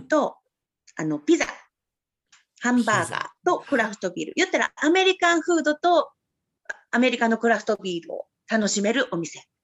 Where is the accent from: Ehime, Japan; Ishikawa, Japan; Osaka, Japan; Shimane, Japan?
Osaka, Japan; 大阪生まれ、大阪育ち、今里育ち。